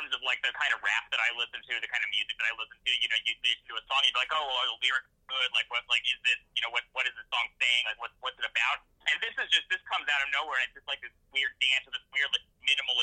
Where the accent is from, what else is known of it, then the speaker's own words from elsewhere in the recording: Portland, United States; I grew up in Portland